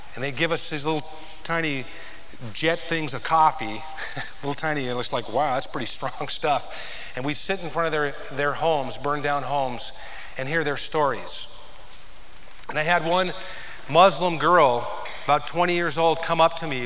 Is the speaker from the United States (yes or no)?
yes; United States